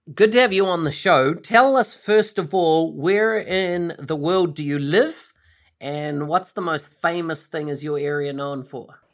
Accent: Bombay, Auckland, New Zealand; I was brought up in New Zealand, uh, the location was called Bombay in New Zealand

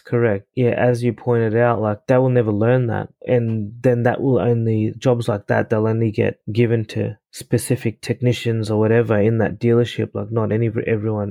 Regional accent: Ipswich, Queensland, Australia; also born or lived in Fiji; where I grew up in Australia, Ipswich

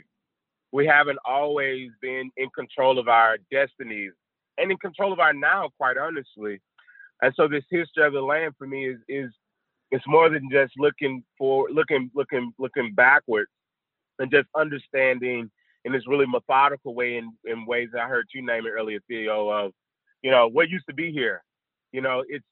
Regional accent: Mississippi, United States; moved away; I'm from Mississippi, a little town north of Jackson called Cannon

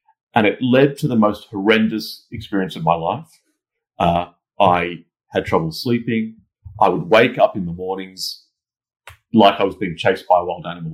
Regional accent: Australia; moved away as an adult; now in London, United Kingdom; I'm originally from Australia, as you can tell from my accent

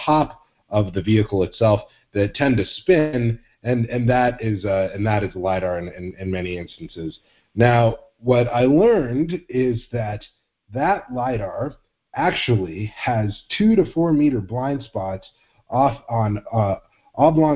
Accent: Phoenix, Arizona, United States; my hometown, Phoenix, actually a suburb of Phoenix called Tempe

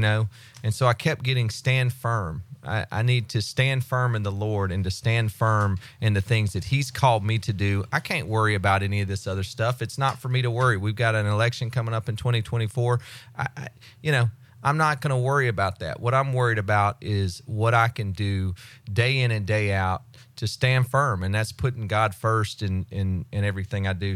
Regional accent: United States; I grew up in Walton County, so I, I know people.

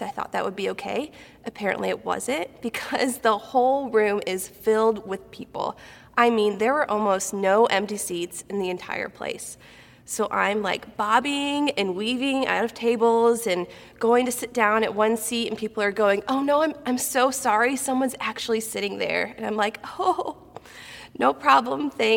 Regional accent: Galesburg, Illinois, United States; moved away as an adult; also born or lived in Kentucky; I was born and raised in Central Illinois over in Galesburg

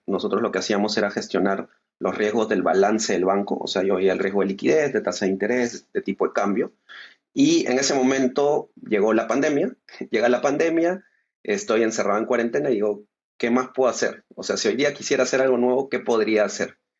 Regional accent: Peru; nosotros somos de Perú

